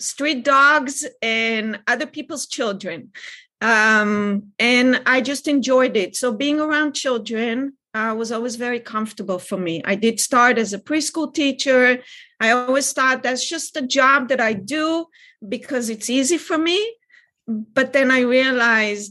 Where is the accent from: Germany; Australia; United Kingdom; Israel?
Israel; now in California, United States; I grew up in Israel.